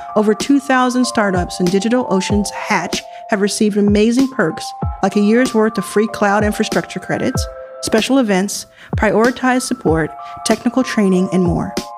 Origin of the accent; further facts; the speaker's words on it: Jackson, Mississippi, United States; moved away; also born or lived in Texas; I was born in Jackson, Mississippi.